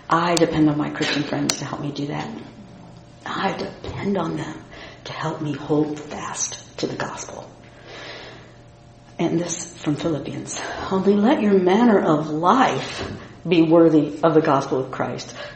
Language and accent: English; Indiana, United States; the tough, independent, and self-sufficient Midwesterner that I am from Indiana